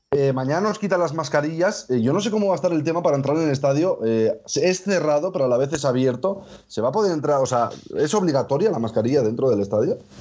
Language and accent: Spanish; Bilbao, Basque Country, Spain; Yo soy de Bilbao